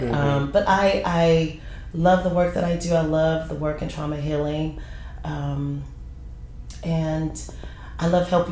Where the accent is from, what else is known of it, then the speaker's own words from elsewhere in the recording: San Francisco, California, United States; moved away; I'm from San Francisco, so it's lit up everywhere